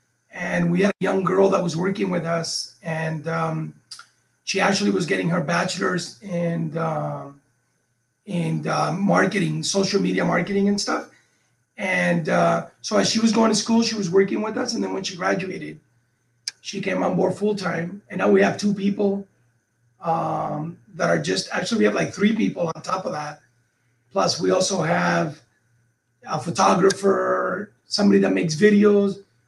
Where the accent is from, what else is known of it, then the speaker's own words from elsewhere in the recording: Cuba; moved away; people like us, when we came from Cuba, one of the things that held us back is that we didn't know the possibilities.